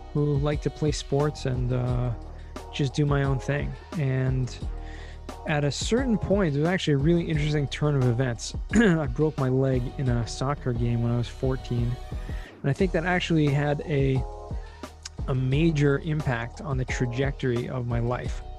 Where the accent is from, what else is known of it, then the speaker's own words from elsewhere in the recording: Southern California, United States; now in Israel; I grew up in Southern California.